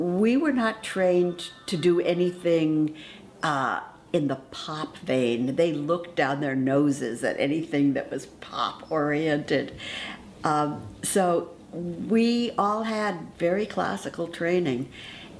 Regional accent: Los Angeles, California, United States; I was raised in Los Angeles, in East Los Angeles, actually, Boyle Heights

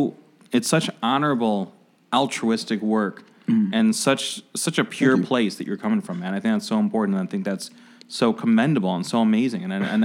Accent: Oak Park, Illinois, United States; I grew up in Oak Park

